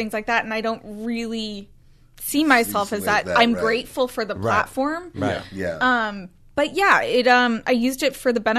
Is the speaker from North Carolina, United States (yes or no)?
no; Florida, United States; moved away; I grew up in Florida